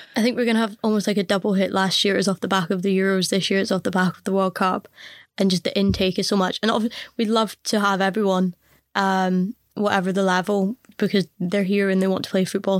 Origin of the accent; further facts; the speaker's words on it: Scotland, United Kingdom; as a Scottish person